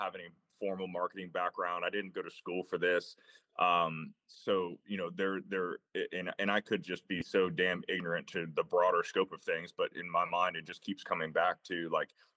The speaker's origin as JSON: {"language": "English", "town": "Tampa", "region": "Florida", "country": "United States", "tie": "born or raised there", "said": "I grew up in Tampa, Florida, kind of classic, like Florida kid, man, like played ball at Florida State"}